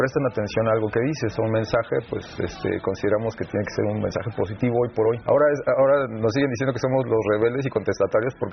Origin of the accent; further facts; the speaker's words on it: State of Mexico, Mexico; somos del Estado de México, entonces pues, nos conocimos en los suburbios